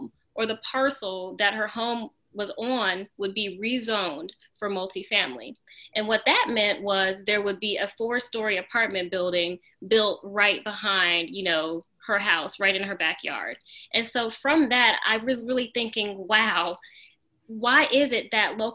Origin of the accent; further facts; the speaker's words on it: Charlotte, North Carolina, United States; also born or lived in Norfolk, Virginia; we all moved down to Charlotte when my brother and I were in elementary school. And my mom works in healthcare, so she felt like Charlotte was a great place to start over. And so we moved down to Charlotte, and, you know, I grew up here